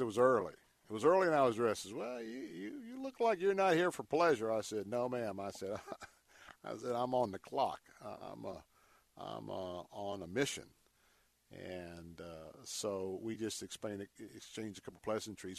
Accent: Tampa, Florida, United States; I was born and raised in Tampa

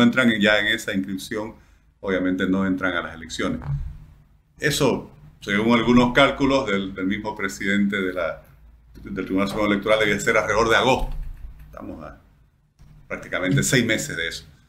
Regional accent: Bolivia

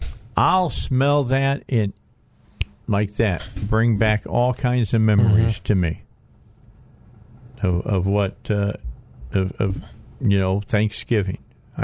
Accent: Northwest Indiana, United States; moved away; I grew up in Northwest Indiana, so yeah. I grew up in the cold.

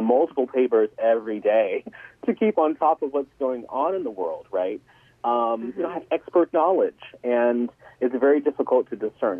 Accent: Atlanta, Georgia, United States; moved away as an adult; also born or lived in New Hampshire; now in Connecticut, United States; I was re- originally from Atlanta

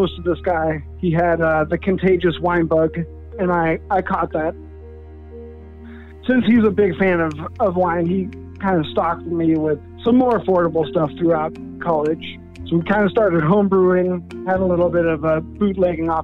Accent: Denmark; moved away; I was born in Denmark

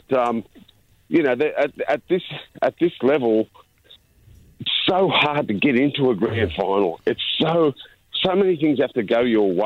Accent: Sydney, New South Wales, Australia; I was born in the St. George area

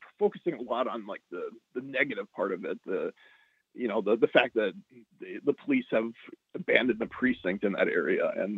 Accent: Barnesville, Minnesota, United States; moved away as an adult; also born or lived in St. Louis / South Carolina; now in Seattle, United States; growing up in Barnesville in the early 90s, we didn't have to deal with a lot of race issues like people here in Seattle do have to deal

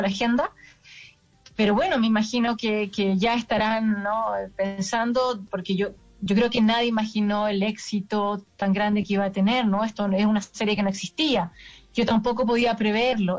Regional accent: Chile; now in Paris, France; yo lo filmo en Chile, ¿no? que es donde, de donde vengo

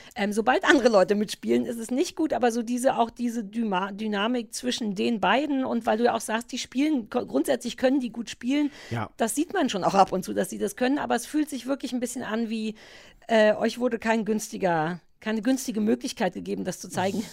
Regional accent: Berlin, Germany; ich als Berliner

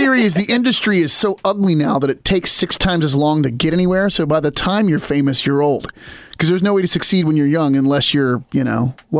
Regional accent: small East Coast town west of Baltimore, Maryland, United States; moved away; Baltimore crept west, and so now you have, so-and-so OD'd on heroin going on in my hometown now

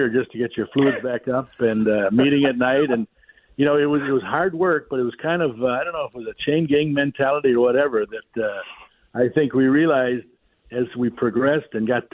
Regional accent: Wisconsin, United States; moved away; I'm from Wisconsin

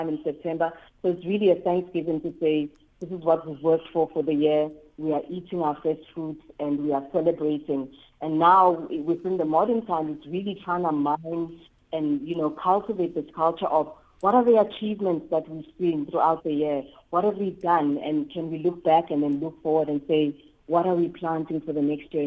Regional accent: Eswatini; I'm from Swaziland

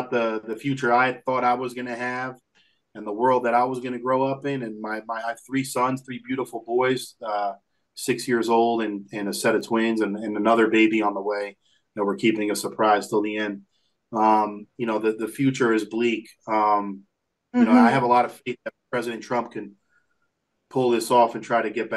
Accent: United States; we're born here in America, but we're Lebanese first generation

